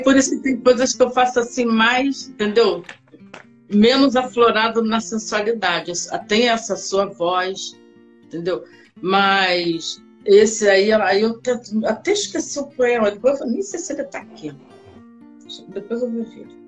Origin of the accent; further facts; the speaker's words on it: Rio de Janeiro, Brazil; also born or lived in Porto Alegre, Rio Grande do Sul; na realidade eu nasci em Rio Grande do Sul, Porto Alegre. Mas só que eu vim para cá, eu devia ter uns oito meses de idade Aí fui, fiquei aqui no Rio de Janeiro, já sou carioca